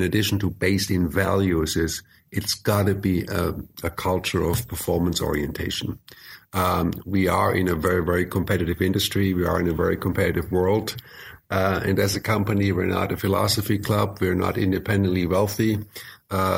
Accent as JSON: {"language": "English", "country": "Germany", "tie": "born or raised there", "also_born_or_lived": "United States", "moved": "yes", "said": "So I spent decades in the U.S. I was born and raised in Germany, but I am a U.S. citizen."}